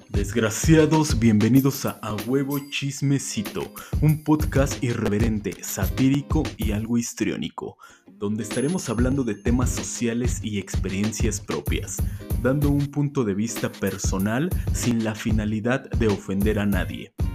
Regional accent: Mexico City, Mexico; moved away as an adult; Yo vengo de la Ciudad de México, ahorita estoy radicando en otro estado, pero vengo de la Ciudad de México

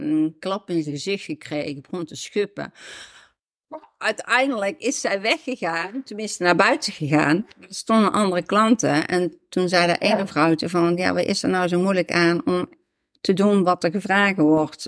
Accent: Netherlands; ik woonde in de Javestraat. Mhm. Dus ook hier in uh, Springbaan Oost

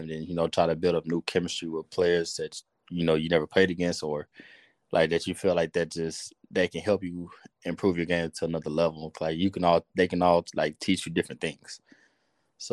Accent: Houston, Texas, United States; I grew up in Third Ward. I was born and raised there

